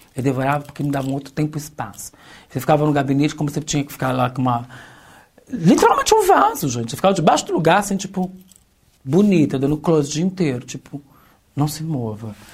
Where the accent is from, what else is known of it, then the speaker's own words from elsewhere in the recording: São Paulo, Brazil; Com doze anos, a gente foi parar no centro de São Paulo pela primeira vez.